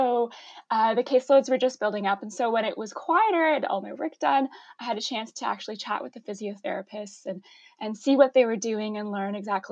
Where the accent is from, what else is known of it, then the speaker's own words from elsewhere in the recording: Ottawa, Ontario, Canada; also born or lived in London, Ontario; I grew up in Ottawa in the East End.